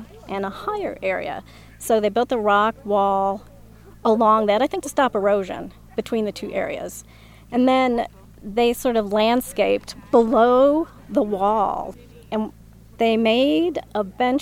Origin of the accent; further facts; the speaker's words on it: Minnesota, United States; I'm from Minnesota